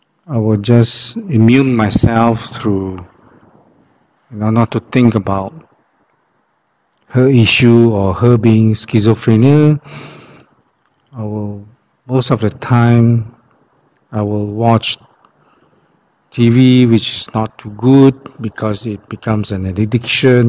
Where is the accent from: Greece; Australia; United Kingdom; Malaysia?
Malaysia; we are from Malaysia